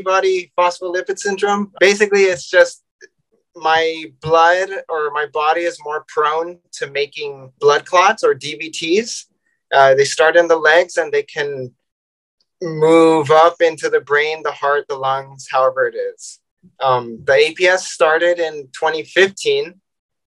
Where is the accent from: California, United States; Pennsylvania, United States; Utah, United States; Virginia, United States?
California, United States; San Diego; I'm from San Diego, California